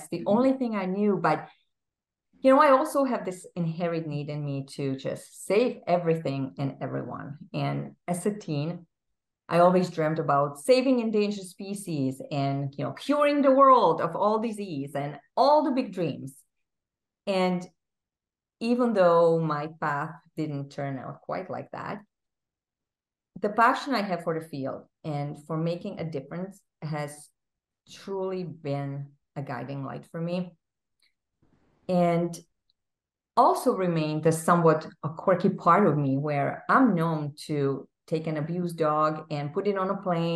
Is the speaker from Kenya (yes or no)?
no; Czechia; English is a second language; moved away as an adult; now in Massachusetts, United States; I grew up in a small country in Central Europe that is now called the Czech Republic